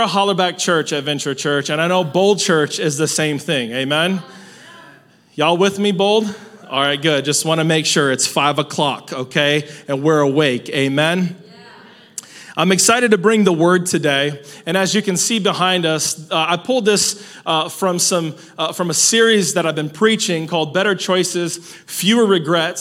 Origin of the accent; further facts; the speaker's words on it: Salinas, California, United States; I'm from Salinas